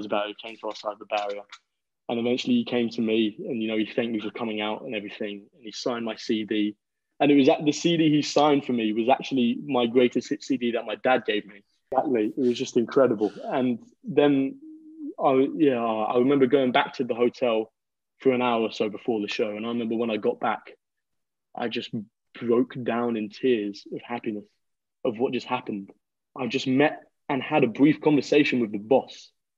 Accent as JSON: {"language": "English", "region": "London", "country": "United Kingdom", "tie": "born or raised there", "lives_now": "Liverpool, United Kingdom", "said": "Well, I'm currently 19 years old. I'm born and raised in London, although right now I'm currently studying at university in Liverpool."}